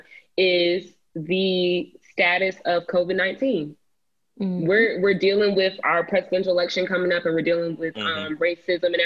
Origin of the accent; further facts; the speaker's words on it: Cobb County, Georgia, United States; my county, my hometown county, Cobb County